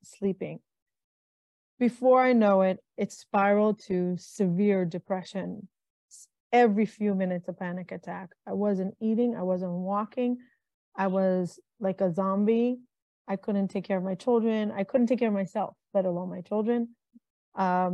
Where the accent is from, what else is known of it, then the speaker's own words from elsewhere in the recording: Israel; now in United States; I grew up in Israel, moved to America, married a man from America